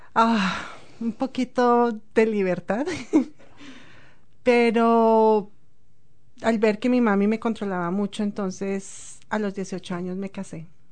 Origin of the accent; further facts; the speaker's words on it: Colombia; moved away as an adult; also born or lived in Ecuador; now in New Zealand; desde que salí de Colombia, porque desafortunadamente dejé mis hijos